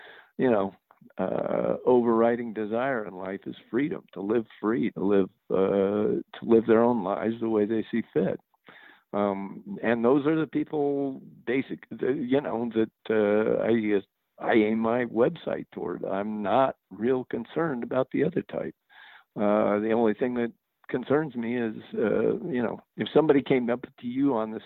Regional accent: New Mexico, United States; also born or lived in California; I grew up in New Mexico, went to school in California. And I'm back in New Mexico.

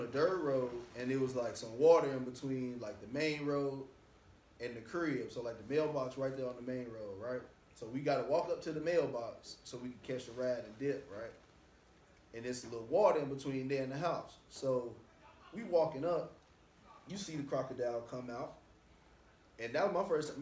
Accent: Chicago, Illinois, United States; moved away; also born or lived in Baton Rouge, Louisiana; I'm from Chicago

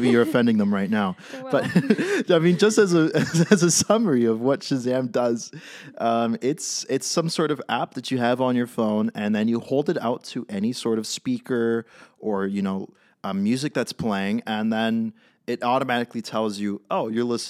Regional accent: San Francisco, California, United States; accent: Californian; moved away as an adult; now in Boston, United States; you could probably hear it from my accent. I'm a Californian. Born and raised in San Francisco. Love the place, but right now I'm in Boston, Massachusetts.

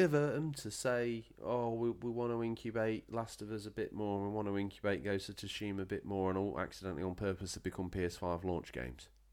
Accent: England, United Kingdom

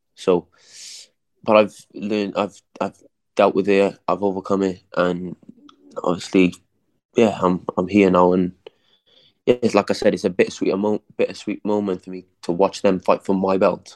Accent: Cardiff, Wales, United Kingdom; born or raised there

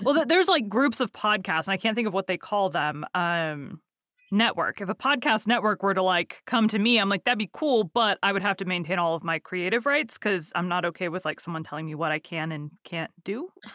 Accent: Texas, United States; I'm from Texas and I can't even do a good Southern accent

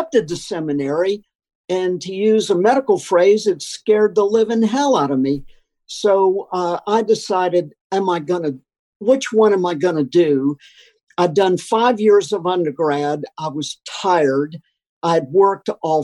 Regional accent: Florida, North Carolina, the South, United States; moved away; also born or lived in Malawi; a Florida, North Carolina boy such as myself

